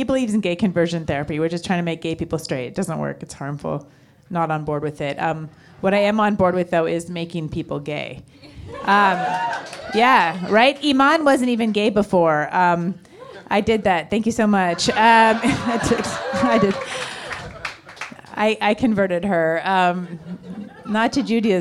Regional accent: Canada; We're also from Canada.

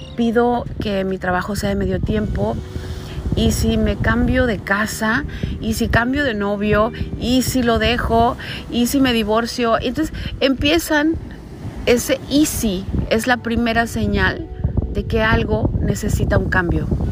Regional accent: Caborca, Sonora, Mexico; moved away as an adult; also born or lived in Hermosillo, Sonora; mudarme de mi ciudad natal de nacimiento, que es Caborca, Sonora, a la capital del estado de Sonora, que es Hermosillo

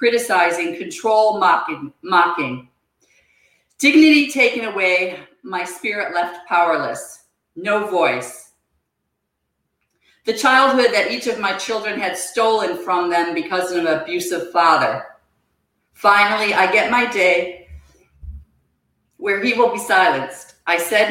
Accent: Buffalo, New York, United States; moved away as an adult; I grew up outside of Buffalo, New York

